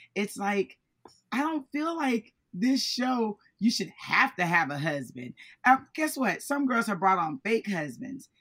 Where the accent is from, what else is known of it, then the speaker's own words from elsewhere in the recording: Florida, United States; I'm from Florida.